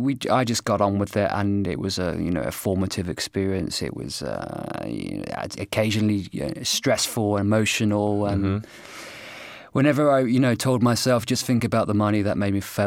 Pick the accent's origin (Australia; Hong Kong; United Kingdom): United Kingdom; also born or lived in Poznan, Poland; simply for being British.